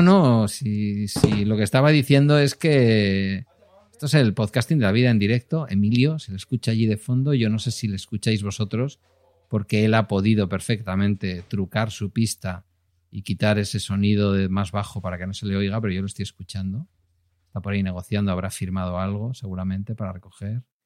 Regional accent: Galdakao, Basque Country, Spain; cuando ya me presenté a, alcalde en mi pueblo

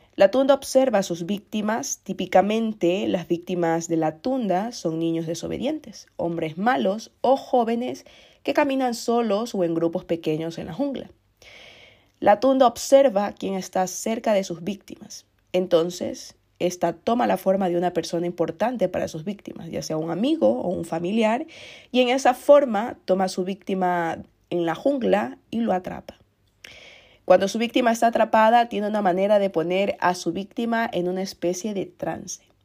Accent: Ecuador; Ecuador, que es el país de donde soy yo

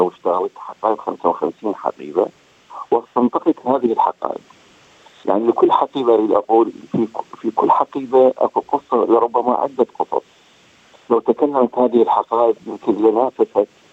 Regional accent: Iraq; moved away as an adult; also born or lived in Amman, Jordan; now in Australia; الهجره الثالثه التي حدثت لي هي عندما غادرت العراق الى عمان وسكنت في الاردن

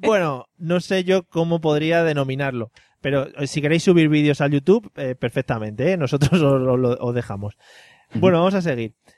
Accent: Madrid, Community of Madrid, Spain; now in Valencia, Spain; yo que soy de Madrid, que vivo aquí en Valencia

